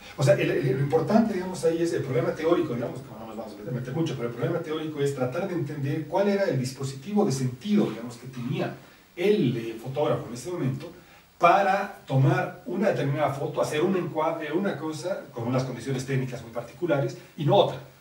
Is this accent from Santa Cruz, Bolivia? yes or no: no; La Paz, Bolivia; los paseños